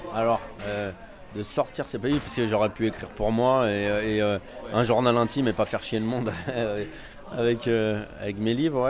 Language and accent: French; Val-de-Marne, Île-de-France, France; now in Paris, France; je viens de banlieue en fait. Je viens du Val-de-Marne